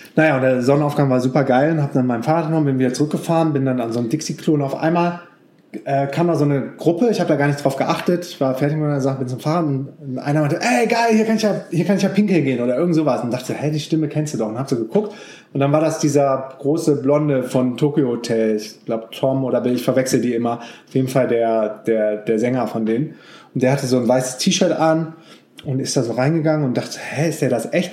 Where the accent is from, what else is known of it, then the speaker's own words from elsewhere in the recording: Düsseldorf, North Rhine-Westphalia, Germany; ich bin ja in Düsseldorf groß geworden